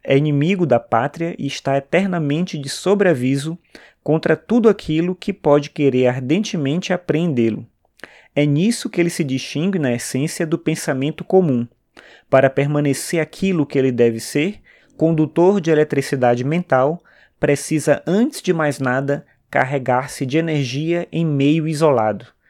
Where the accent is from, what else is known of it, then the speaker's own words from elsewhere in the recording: São Luís, Maranhão, Brazil; eu sou do Maranhão, de São Luís